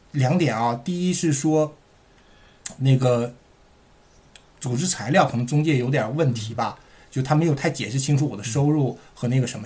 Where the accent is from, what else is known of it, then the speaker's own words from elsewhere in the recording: Shuangyashan, Heilongjiang, China; accent: Heilongjiang accent; moved away as an adult; also born or lived in Dalian / Beijing; now in Melbourne, Australia; 我是在黑龙江长大的，呃，呃，上的大学是在大连